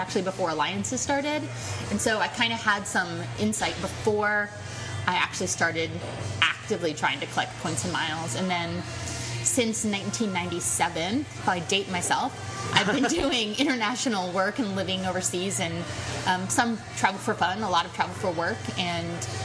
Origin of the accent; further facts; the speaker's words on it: Florida, United States; moved away as an adult; also born or lived in Washington, D.C. / Sudan / London; I grew up in Florida